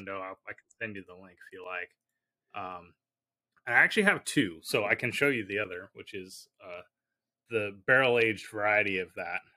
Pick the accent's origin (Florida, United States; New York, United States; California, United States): California, United States; I grew up in California